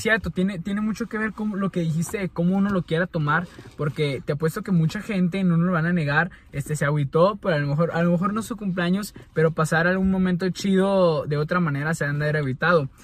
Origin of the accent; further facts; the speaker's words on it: Mexico; como buenos mexicanos